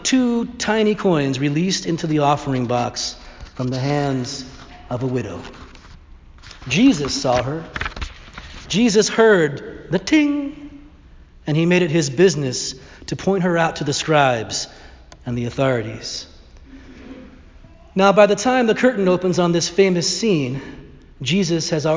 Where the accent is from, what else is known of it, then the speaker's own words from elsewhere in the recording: Northern Ireland, United Kingdom; My great-grandfather, also from Northern Ireland, I'm not sure if I mentioned that I'm Irish